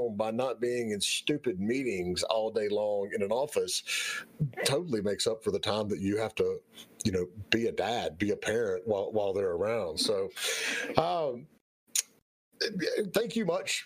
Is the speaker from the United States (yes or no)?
yes; Southern US, United States; accent: Southern; with my Southern accent